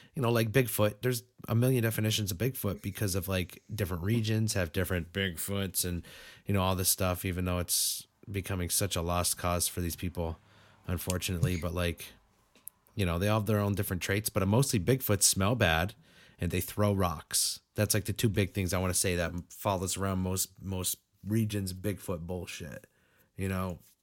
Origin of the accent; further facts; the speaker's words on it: Western Massachusetts, United States; I'm a four one three native